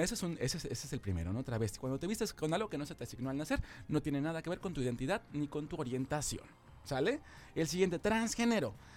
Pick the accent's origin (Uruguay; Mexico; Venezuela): Mexico; Poza Rica, Veracruz; soy de Poza Rica